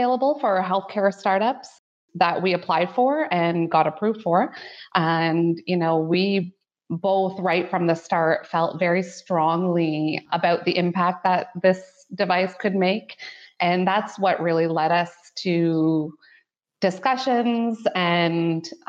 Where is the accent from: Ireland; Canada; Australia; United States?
Canada; Ottawa, Ontario; moved away as an adult; now in London, Canada; I was born and raised in Canada's lovely capital city of Ottawa